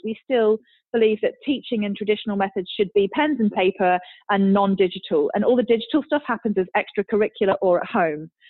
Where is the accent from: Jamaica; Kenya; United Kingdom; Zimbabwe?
United Kingdom; as a British person